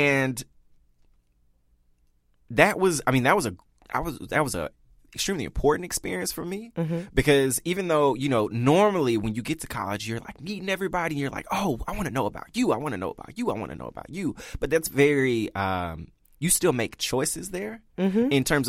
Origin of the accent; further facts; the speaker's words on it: the South, United States; Not just open to, like, oh, I'm going to get to know people from New York and I'm from the South, you know.